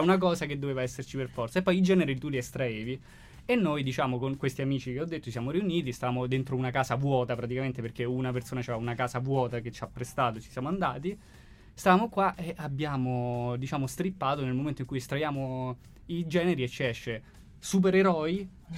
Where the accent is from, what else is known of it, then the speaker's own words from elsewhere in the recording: Rome, Lazio, Italy; nel quartiere da dove vengo io, ovvero Acilia